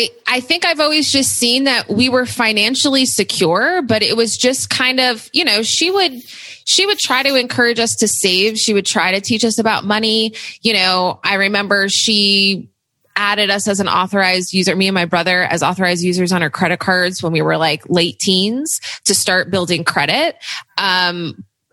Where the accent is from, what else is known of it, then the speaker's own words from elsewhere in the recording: New Jersey, United States; also born or lived in New York City; I grew up in New Jersey